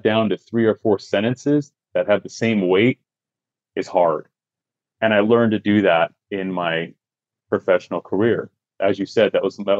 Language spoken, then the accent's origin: English; Utah, United States; I grew up in Utah. I grew up in a small mountain town